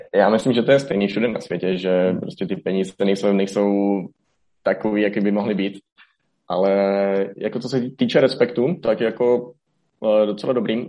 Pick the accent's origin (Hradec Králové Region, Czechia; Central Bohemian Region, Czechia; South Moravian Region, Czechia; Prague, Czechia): Hradec Králové Region, Czechia; Hradec Králové; moved away as an adult; also born or lived in Olomouc / Greece; now in Colombia; z Hradce Králové, tam jsem se narodil, tam jsem studoval střední školu